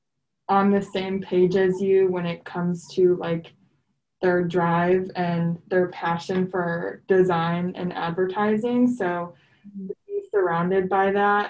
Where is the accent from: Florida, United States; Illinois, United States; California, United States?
Illinois, United States; Elgin; moved away as an adult; also born or lived in Kentucky; I am from Elgin, which is about an hour west of Chicago